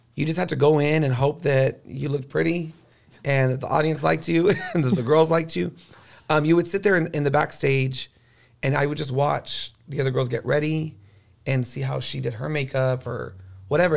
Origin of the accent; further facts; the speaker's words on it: Corpus Christi, Texas, United States; now in San Antonio, United States; I was from Corpus Christi, and it's by the water